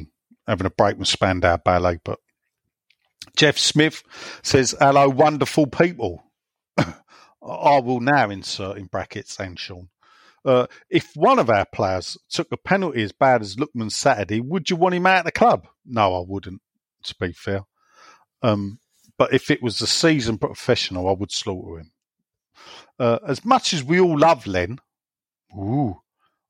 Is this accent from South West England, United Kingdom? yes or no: no; London, United Kingdom; moved away; we grew up in Plaistow. We lived most of our lives there